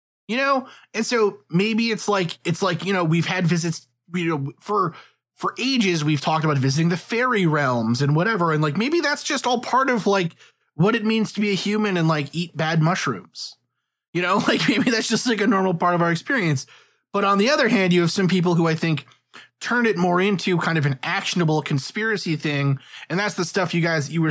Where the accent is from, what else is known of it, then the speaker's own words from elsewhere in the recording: New York, United States; I grew up in New York, and when I was in school, when I was like in middle school, 9/11 happened